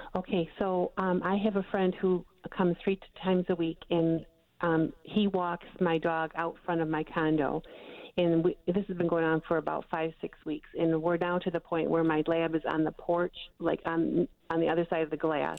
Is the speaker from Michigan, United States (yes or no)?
yes; Michigan, United States; I'm from Michigan